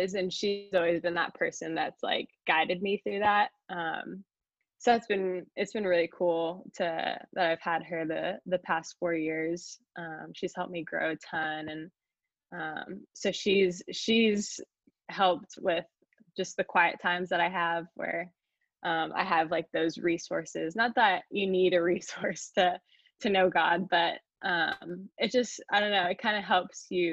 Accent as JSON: {"language": "English", "region": "California", "country": "United States", "also_born_or_lived": "Chicago", "moved": "as an adult", "said": "I'm from California"}